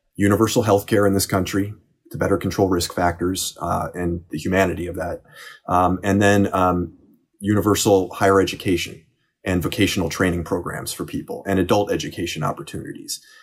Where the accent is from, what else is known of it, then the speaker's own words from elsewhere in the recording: Cleveland, Ohio, United States; my hometown of Cleveland